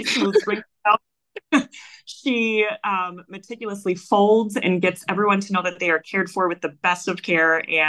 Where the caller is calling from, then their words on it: Wisconsin, United States; I am actually in Wisconsin, the United States.